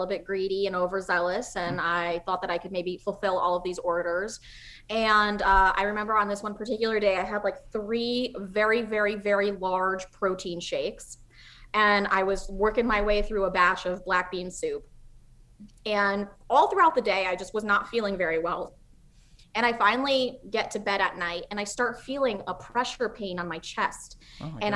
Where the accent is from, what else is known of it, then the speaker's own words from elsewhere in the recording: Czechia; moved away; I'm from Czech Republic